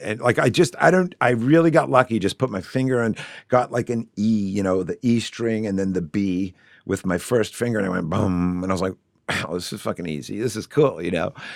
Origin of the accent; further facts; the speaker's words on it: Shrewsbury, Massachusetts, United States; I grew up in Shrewsbury.